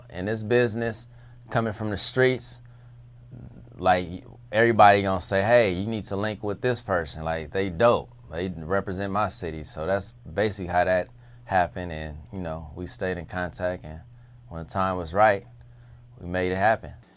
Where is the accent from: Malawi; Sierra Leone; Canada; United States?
United States; Compton, California; I'm from Compton